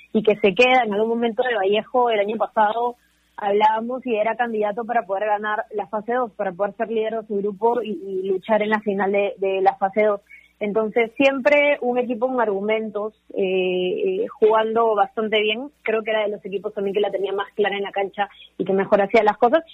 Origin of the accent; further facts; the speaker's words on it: northern Peru, Peru; también soy norteña